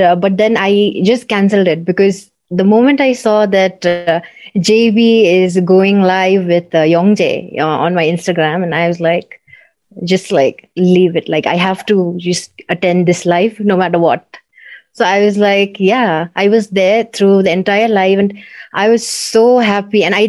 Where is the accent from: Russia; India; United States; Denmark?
India; Gangtok, Sikkim; I come from Gangtok, Sikkim. That's in northeast of India